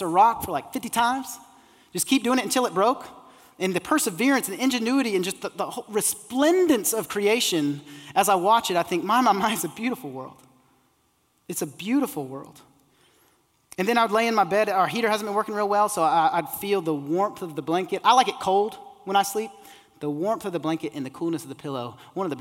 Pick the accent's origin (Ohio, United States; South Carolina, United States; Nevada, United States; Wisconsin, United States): South Carolina, United States; Isle of Palms; I grew up on the Isle of Palms